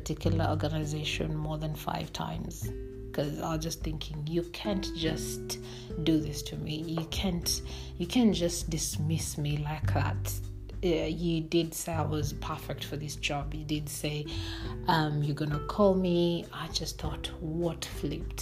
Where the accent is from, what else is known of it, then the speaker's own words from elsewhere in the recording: Kenya; I'm born and bred in Kenya